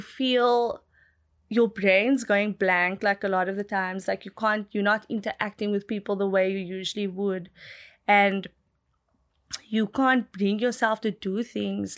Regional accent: South Africa; I grew up in Malibu Village

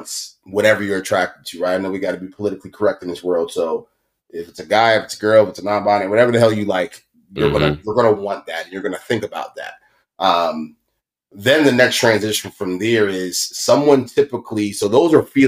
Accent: Baltimore, Maryland, United States; We come from West Baltimore, like hood shit

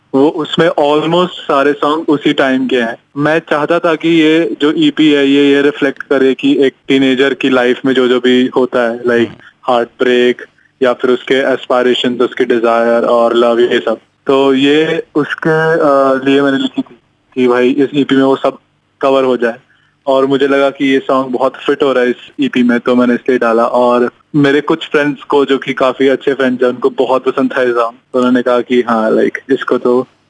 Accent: Rohtak, Haryana, India; moved away; also born or lived in Pune; मैं रोहतक से हूँ

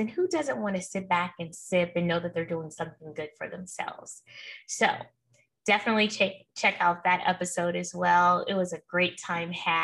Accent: Oakland, California, United States; also born or lived in Martinez, California; I'm a Bay Area girl, and I say that loosely, but I'm truly from East Oakland. But I went to high school in Martinez, California

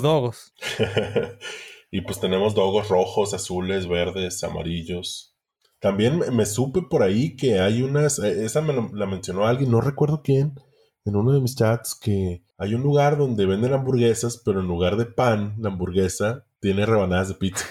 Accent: Ciudad Obregón, Sonora, Mexico; moved away

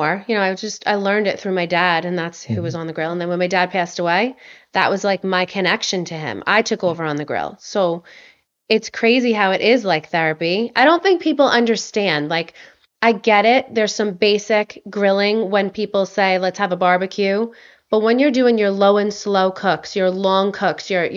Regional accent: Long Island, New York, United States; I'm from New York, you know, so like on Long Island

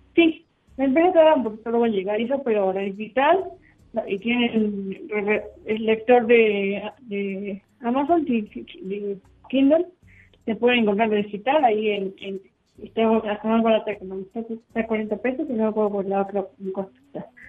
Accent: Puebla, Mexico; yo soy de Puebla

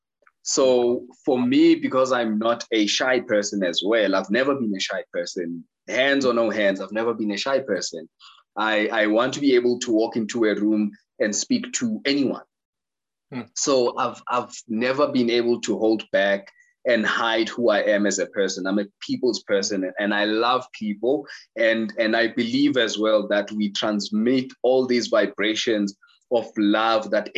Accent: Soweto, Gauteng, South Africa; I was born in Soweto.

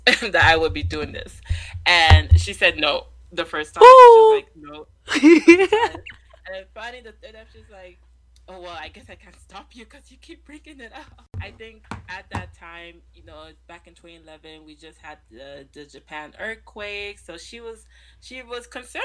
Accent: Toronto, Ontario, Canada; also born or lived in Nigeria; Growing up in Toronto, but being from a Nigerian family

